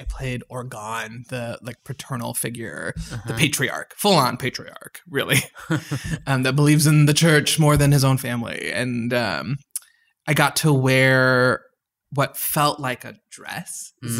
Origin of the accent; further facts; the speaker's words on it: suburbs of Chicago, Illinois, United States; also born or lived in Karachi, Pakistan / Addison / Lombard / Schaumburg; I was born in Karachi, Pakistan, but very much grew up in the suburbs of Chicago.